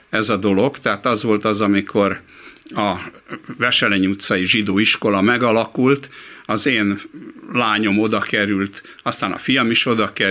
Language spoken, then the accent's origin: Hungarian; Hungary; én még akkor is úgy éreztem, hogy jó, zsidó vagyok, meg magyar is vagyok, meg ember vagyok.